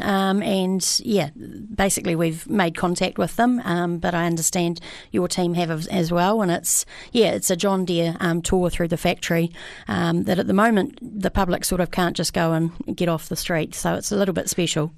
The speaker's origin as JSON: {"language": "English", "country": "New Zealand", "moved": "yes", "said": "I come from Amarua originally"}